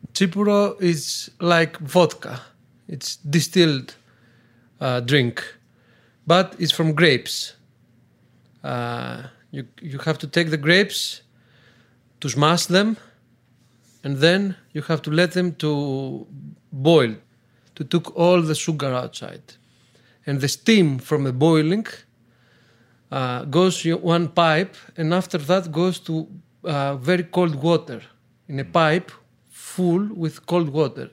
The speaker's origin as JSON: {"language": "English", "town": "Athens", "region": "Attica", "country": "Greece", "tie": "born or raised there", "second_language": "English", "moved": "as an adult", "lives_now": "Tristeno, Greece", "said": "I grew up and born in Athens"}